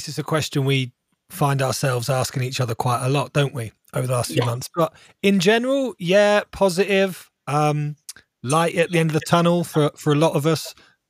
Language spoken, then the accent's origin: English; Farnborough, South East England, United Kingdom; Most of my life. So in Hampshire, like North Hampshire, Farnborou